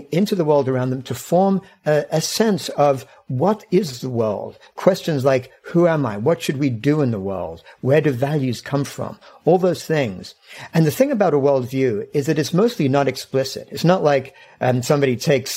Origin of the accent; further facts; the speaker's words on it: England, United Kingdom; I grew up in England.